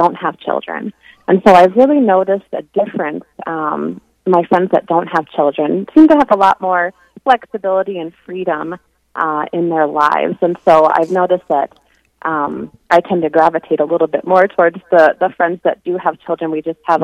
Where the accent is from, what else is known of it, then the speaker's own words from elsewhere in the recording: Rapid City, South Dakota, United States; also born or lived in Spearfish, South Dakota; I grew up in Rapid City